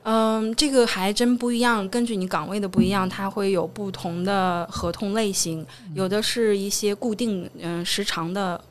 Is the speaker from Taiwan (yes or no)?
no; China; 作为中国人